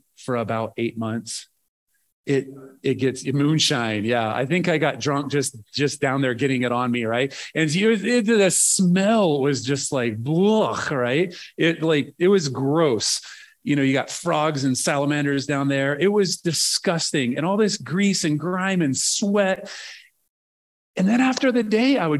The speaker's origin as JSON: {"language": "English", "region": "Nebraska", "country": "United States", "tie": "born or raised there", "moved": "as an adult", "said": "I grew up farm kid in Nebraska."}